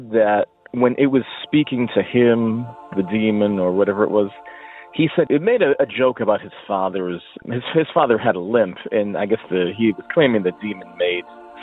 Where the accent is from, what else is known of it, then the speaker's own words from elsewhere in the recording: Boston, Massachusetts, United States; now in Hartford, United States; growing up in the Boston, Mass area